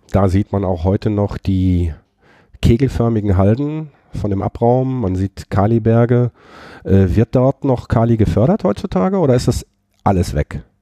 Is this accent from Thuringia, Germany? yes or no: yes; Thuringia, Germany; ich komme aus Thüringen.